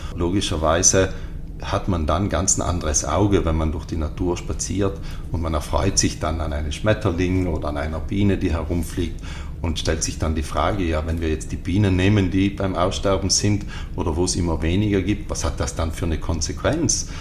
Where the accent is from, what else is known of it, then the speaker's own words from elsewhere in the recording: Ritten, Trentino-Alto Adige, Italy; ich bin hier am Ritten aufgewachsen